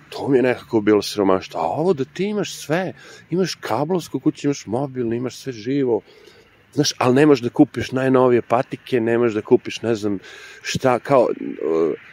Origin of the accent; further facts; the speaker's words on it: New York, United States; now in Serbia; Na moju sreću ja dolazim iz Njorka koji je prilično hladan, tako da mi ovo što ljudi ovde kažu hladno uopšte nije hladno.